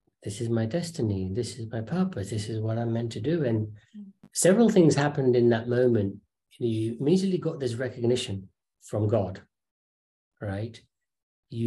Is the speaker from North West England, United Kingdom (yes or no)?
no; London, United Kingdom; also born or lived in Kenya; we had finally settled in London. So parents in that generation naturally wanted to move into an area where there are good schools. So we were in Northwest London.